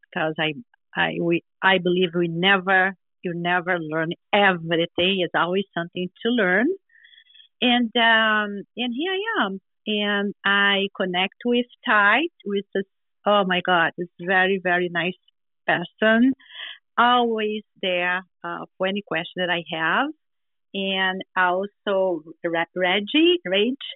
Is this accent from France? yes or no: no; Brazil; moved away as an adult; now in United States; uh, I'm from Brazil. Came to United States 21 years ago at age 38